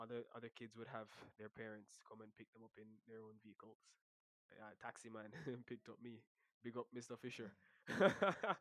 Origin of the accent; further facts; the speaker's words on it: Port Maria, Saint Mary, Jamaica; also born or lived in Highgate, St. Mary / Kingston; I'm originally from Port Maria, St. Mary.